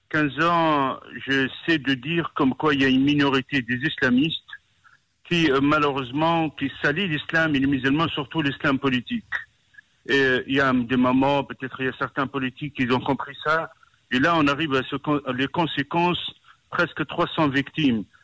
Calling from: Paris, Île-de-France, France; Et je, vous appelle de Paris

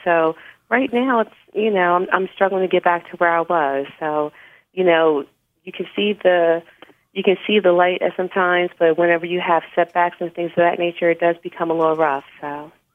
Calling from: Philadelphia area, Pennsylvania, United States; I'm calling from the Philadelphia area

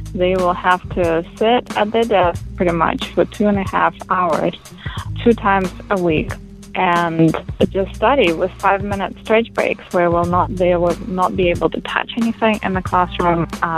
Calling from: La Mirada, California, United States; I'm calling from La Mirada, California

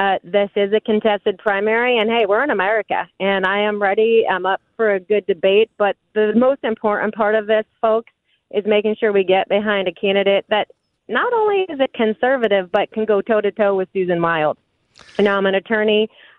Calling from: Weatherly, Pennsylvania, United States; Hey, I am actually calling from Northeast PA today. I am in Weatherly, which is in Carbon County in the district.

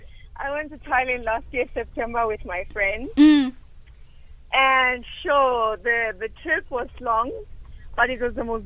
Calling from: Bloemfontein, Free State, South Africa; I'm calling from Bloemfontein.

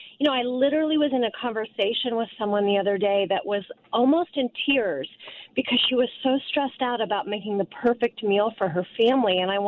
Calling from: Eden Prairie, Minnesota, United States; Hi. I think I'm from Eden Prairie. Can you hear me?

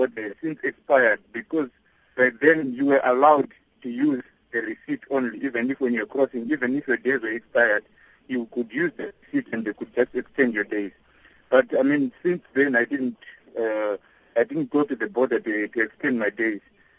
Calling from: Potchefstroom, North West, South Africa

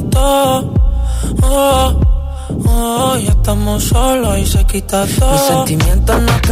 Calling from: Valdemorillo, Community of Madrid, Spain; Buenas tardes … desde Valdemorillo, Madrid

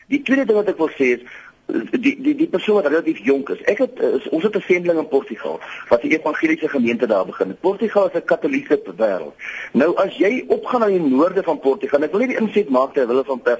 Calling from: Potchefstroom, North West, South Africa; Ek is hier van Potchefstroom se wêreld en ek wil graag net 'n insig lewe ter wille van perspektief.

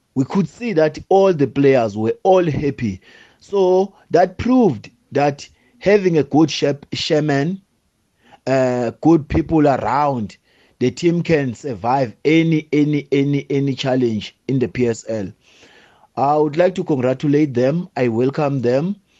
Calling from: Port Elizabeth, Eastern Cape, South Africa; I'm calling from Port Elizabeth

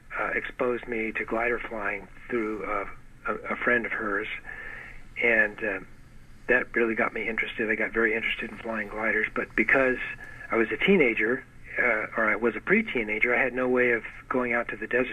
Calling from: San Diego, California, United States; San Diego.

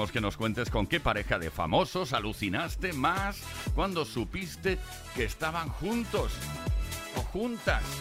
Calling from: Cádiz, Andalusia, Spain; Pues mira, yo soy … de Cádiz.

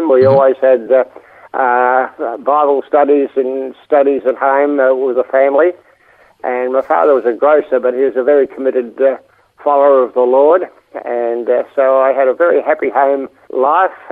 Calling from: Pakenham, Victoria, Australia; Uh, I'm in uh, Pakenham in, in Victoria, and uh, I've been living here for the last 10 years.

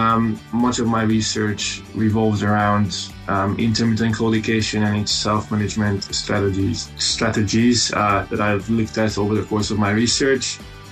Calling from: Scotland, United Kingdom; I'm also joining from Scotland, as you heard.

